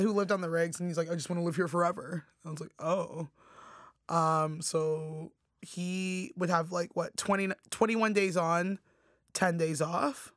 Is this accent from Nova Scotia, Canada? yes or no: no; Toronto, Ontario, Canada; also born or lived in Alberta; I grew up in Scarborough